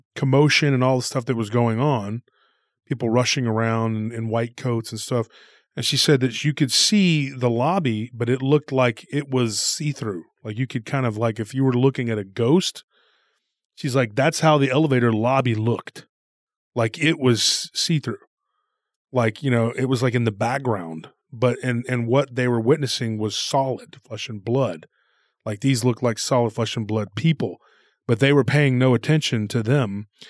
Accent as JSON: {"language": "English", "region": "Texas", "country": "United States", "said": "we're from Texas"}